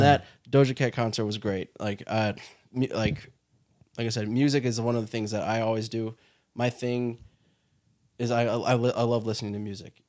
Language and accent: English; Bolingbrook, Illinois, United States; now in Chicago, United States; I grew up in Bolingbrook